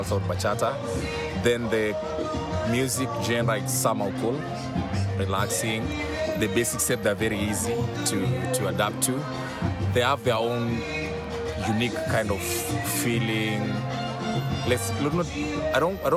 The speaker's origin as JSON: {"language": "English", "town": "Nakuru", "region": "Nakuru County", "country": "Kenya", "tie": "born or raised there", "said": "I'm born and raised in Nakuru"}